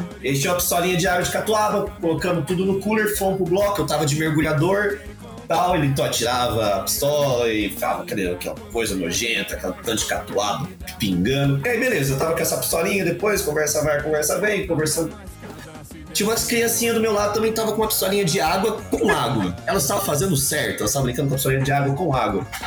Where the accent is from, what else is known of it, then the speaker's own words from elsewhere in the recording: Minas Gerais, Brazil; eu sou de Minas Gerais, lá a gente não tem muita coisa pra fazer